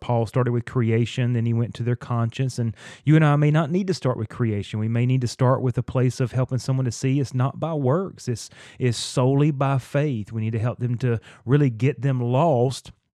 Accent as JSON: {"language": "English", "region": "North Carolina", "country": "United States", "tie": "born or raised there", "said": "I grew up in North Carolina in the Bible Belt"}